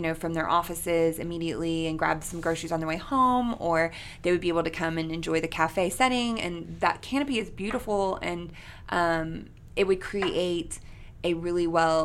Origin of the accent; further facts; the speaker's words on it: McKinney, Texas, United States; also born or lived in Louisiana; now in Shreveport, United States; I'm from McKinney, Texas. It's north of Dallas